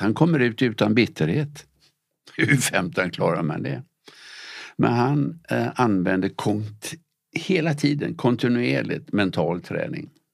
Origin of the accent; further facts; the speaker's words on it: Gothenburg, Västra Götaland, Sweden; Jag växte upp i Göteborg